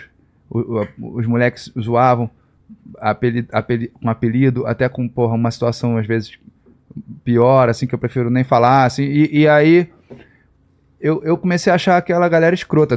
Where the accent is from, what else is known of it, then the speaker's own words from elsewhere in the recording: Rio de Janeiro, Brazil; Nasci no Rio, é, em Vila Isabel